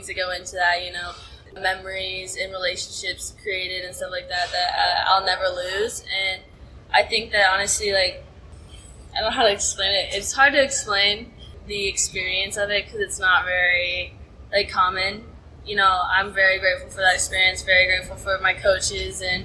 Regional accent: Dallas, Texas, United States; moved away as an adult; now in Bloomington, United States; I grew up in Dallas, Texas.

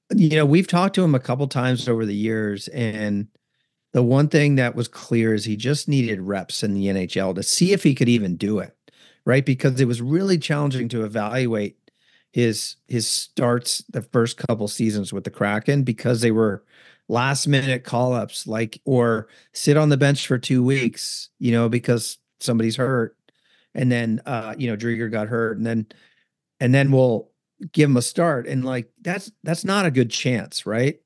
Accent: Northern California, United States; moved away as an adult; I grew up in Northern California before the Sharks were there

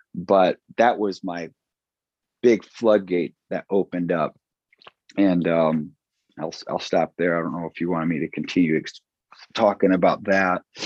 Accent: Chicago, Illinois, United States; moved away as an adult; now in Watertown, United States; I'm from South Side Chicago in the suburbs

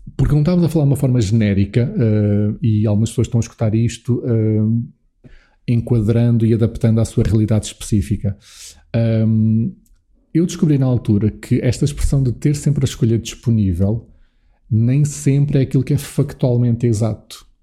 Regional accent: Alpiarça, Santarém District, Portugal; also born or lived in Lisbon; eu nasci aqui em Lisboa, uh, mas ali por um ano de idade, um ano e meio, meus pais mudaram-se dos arredores de Lisboa para o sítio onde eu agora também tenho estado uh, neste confinamento, uh, e um sítio onde cresci, que é Alpiarça, perto uhum. de Santarém.

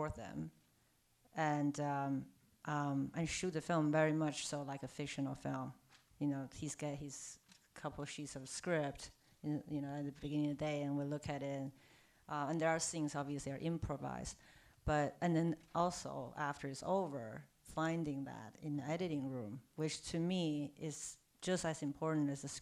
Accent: Beijing, China; moved away; also born or lived in New York; I'm from Beijing. I'm Chinese.

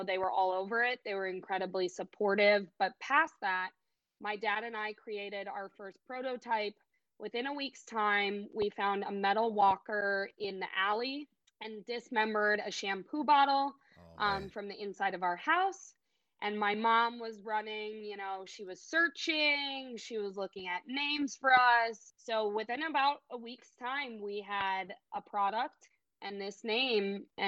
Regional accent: Chicago, Illinois, United States; I was born and raised in Chicago, Illinois.

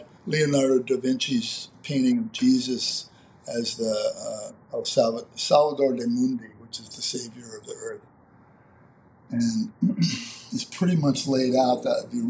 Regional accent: Phoenix, Arizona, United States; growing up in Phoenix, Arizona

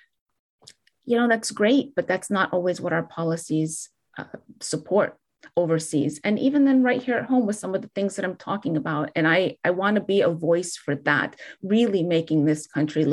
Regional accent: United States; a five-year-old girl who was just so proud of being an American

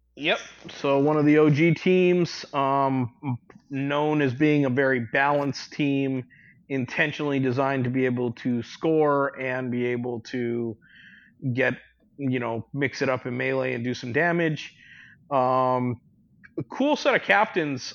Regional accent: Hawaii, United States; I grew up in Hawaii.

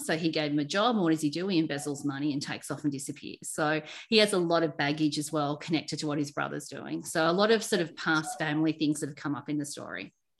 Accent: Sydney, New South Wales, Australia; I grew up in Sydney on the northern beaches

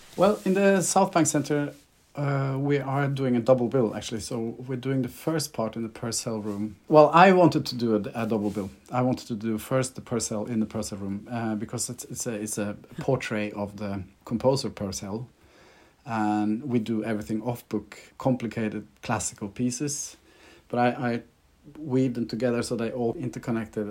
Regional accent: Norway; accent: Scandi; I'm Norwegian, so you have to excuse my Scandi accent

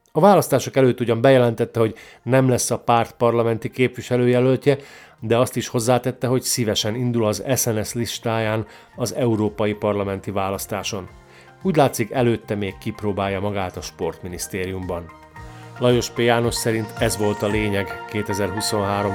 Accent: Slovakia; szlovákiai magyarként

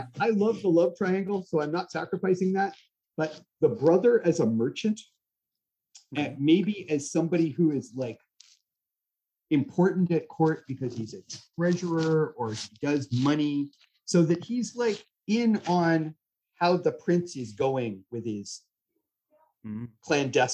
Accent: Canada

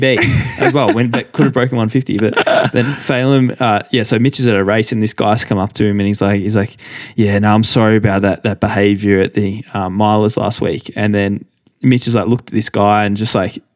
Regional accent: Canberra, Australian Capital Territory, Australia; growing up in Canberra

